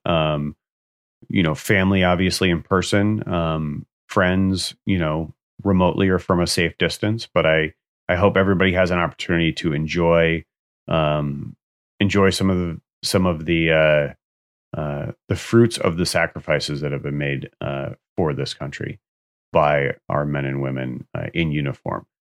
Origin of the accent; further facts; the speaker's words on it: Pleasantville, New York, United States; the town that I grew up in in Westchester, Pleasantville